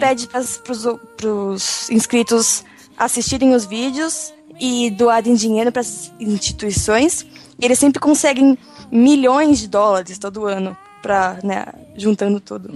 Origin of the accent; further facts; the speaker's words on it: São Paulo, Brazil; eu sou de São Paulo